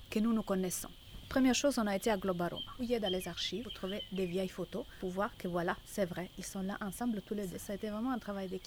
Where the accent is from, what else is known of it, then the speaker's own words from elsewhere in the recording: Italy; French is a second language; now in Brussels, Belgium; Je suis italienne, je suis à Bruxelles depuis plus de 20 ans.